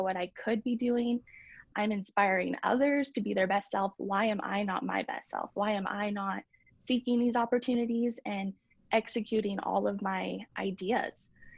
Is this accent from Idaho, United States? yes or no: yes; Nampa, Idaho, United States; also born or lived in Alabama / Kentucky / California / Utah; I played competitively here local in Boise, and I grew up in Nampa. So that is mostly where I lived and went to school. And then my dad is in the military. So I did live in Alabama, Kentucky, California, Utah, kind of all over the place.